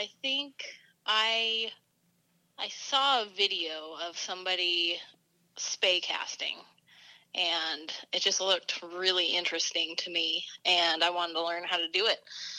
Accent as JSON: {"language": "English", "town": "Bozeman", "region": "Montana", "country": "United States", "tie": "born or raised there", "moved": "yes", "lives_now": "Bend, United States", "said": "Born and raised in Bozeman, but now I'm living the dream in Bend."}